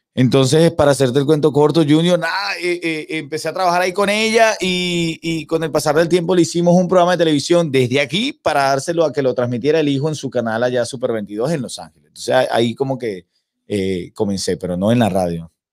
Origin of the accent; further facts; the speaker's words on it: San Cristóbal, Táchira, Venezuela; first language Spanish; moved away as an adult; also born or lived in Caracas, Venezuela / Valencia, Venezuela; now in Miami, United States; Crecí en, una, en la provincia venezolana, no soy de la capital, soy de San Cristóbal, de los Andes venezolanos.